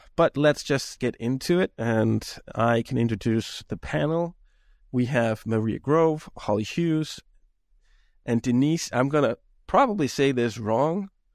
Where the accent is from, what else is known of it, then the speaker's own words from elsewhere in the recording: Denmark; now in United States; I'm from Europe. I'm originally from Denmark.